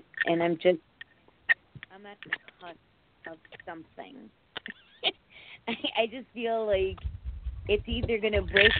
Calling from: Connecticut, United States

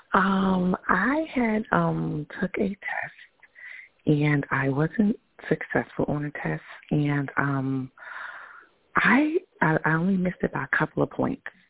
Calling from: New York, United States; i'm calling from new york

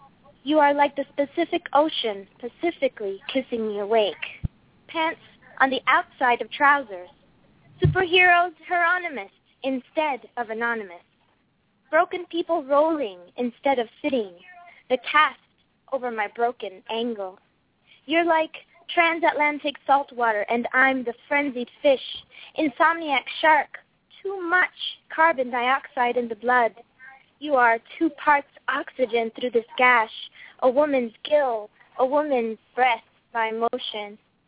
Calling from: Los Angeles, California, United States; I'm calling from Los Angeles.

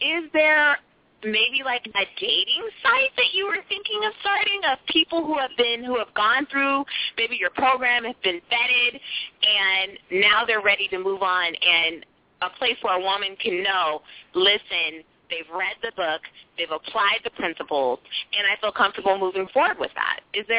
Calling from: Long Beach, California, United States; I'm calling from Long Beach, California.

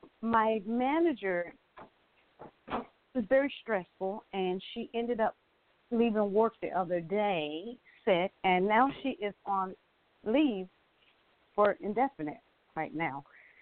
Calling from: Atlanta, Georgia, United States; I'm presently in Atlanta, Georgia.

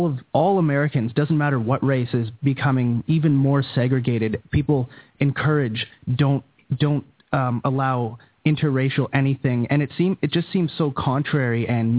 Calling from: Canada; I'm actually calling from Canada

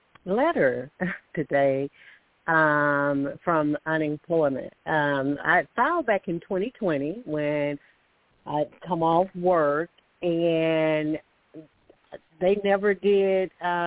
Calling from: Alabama, United States; I'm calling from Alabama.

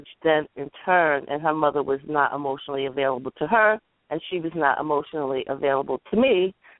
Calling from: Virginia, United States; Yes, I'm in the United States. And I'm calling from Virginia.

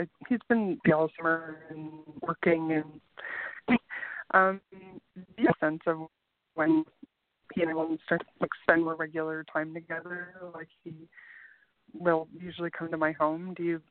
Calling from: Canada; I'm calling from Canada.

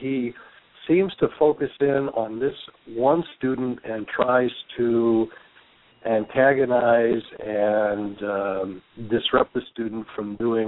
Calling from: Washington, United States; I'm calling from Washington State.

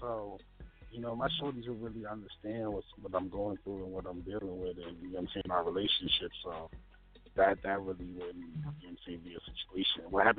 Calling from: Baltimore, Maryland, United States; Baltimore, Maryland, East Side, Zone 18.

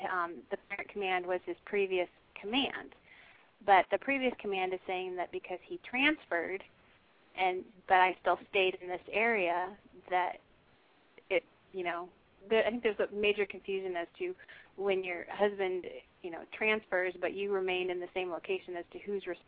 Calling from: Washington, United States; I'm actually, my phone number is Tennessee, but I'm actually calling from Washington.

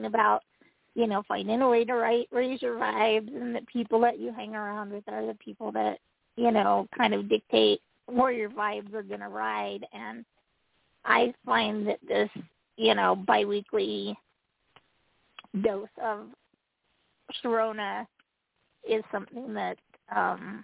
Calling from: Utah, United States; calling from Utah

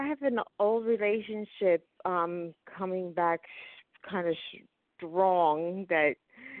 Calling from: Philadelphia, Pennsylvania, United States; I'm from Philadelphia, Pennsylvania.

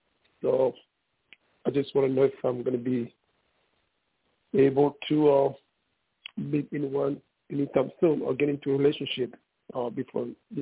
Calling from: New York, United States; I'm calling from New York.

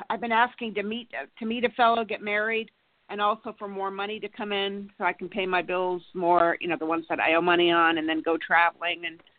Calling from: California, United States; Yeah, just enjoying the California weather. It's nice out today.

